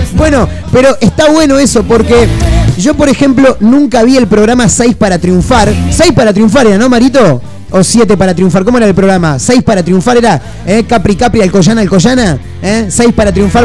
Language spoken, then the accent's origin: Spanish; Argentina; somos Argentina